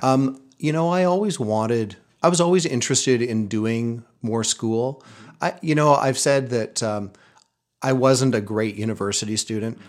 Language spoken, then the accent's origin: English; Terrace, British Columbia, Canada; moved away as an adult; also born or lived in Vancouver; I grew up in Terrace, B C, a small logging town up in the northern half of the province